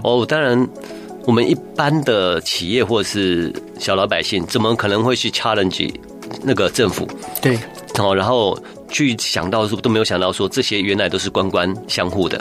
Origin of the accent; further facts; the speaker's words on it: Taiwan; 我们台湾人